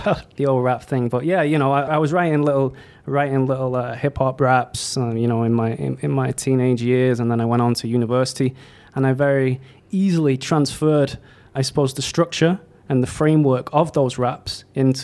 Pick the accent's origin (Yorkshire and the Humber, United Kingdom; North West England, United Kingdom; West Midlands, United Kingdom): North West England, United Kingdom; Leigh; moved away as an adult; now in Bangkok, Thailand; I'm from Leigh, L-E-I-G-H, which is a small industrial town in Greater Manchester